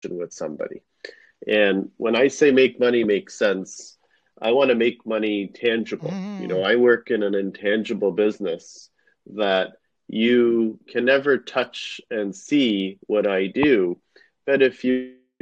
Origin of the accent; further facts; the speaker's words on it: Canada; my parents came to Canada shortly before I was born, and when they came, I grew up watching my parents hustle